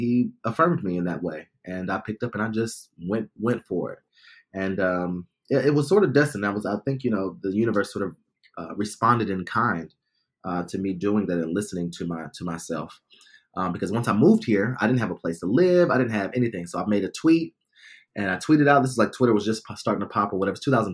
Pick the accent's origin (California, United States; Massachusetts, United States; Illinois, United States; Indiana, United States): Indiana, United States; Fort Wayne; moved away as an adult; also born or lived in Riverdale, Bronx, New York; now in New York City, United States; I'm originally from Indiana. So I grew up in Fort Wayne, Indiana, and I moved